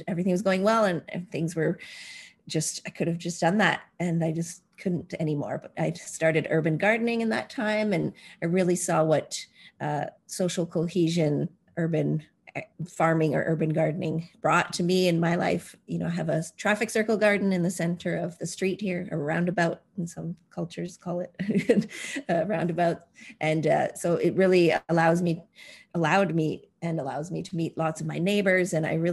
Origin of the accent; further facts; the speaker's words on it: Vancouver, British Columbia, Canada; I'm from the Squamish, Tsleil-Waututh, and Musqueam Nations, also territory, also known as Vancouver, British Columbia.